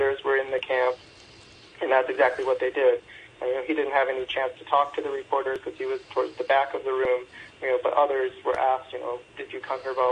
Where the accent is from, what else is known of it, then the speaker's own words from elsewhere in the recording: Seattle, Washington, United States; I'm from Seattle